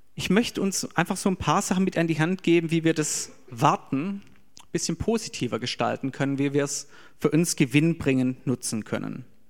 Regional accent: Germany; für uns als Deutsche

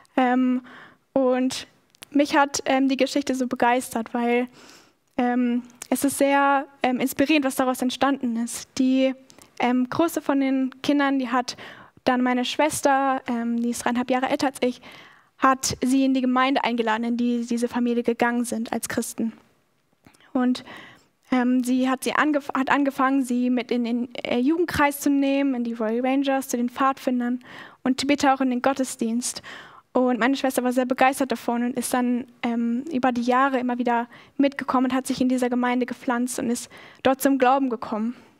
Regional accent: Schaumburg district, Lower Saxony, Germany; also born or lived in Australia; now in Stuttgart, Germany; Schaumburg ist ein sehr kleiner Landkreis, wo ich aufgewachsen bin

